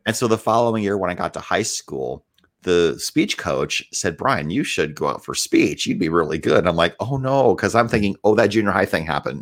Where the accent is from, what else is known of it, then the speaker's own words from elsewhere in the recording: Northwood, Iowa, United States; also born or lived in Decatur, Illinois; I grew up in a little town called Northwood, Iowa